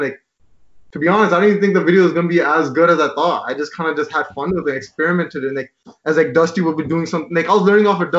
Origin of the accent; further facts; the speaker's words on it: Brampton, Ontario, Canada; we're from Brampton